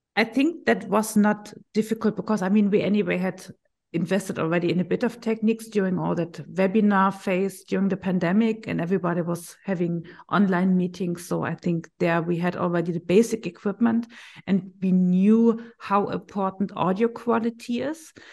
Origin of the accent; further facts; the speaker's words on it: Berlin, Germany; I'm from Berlin. I'm working for Link Medical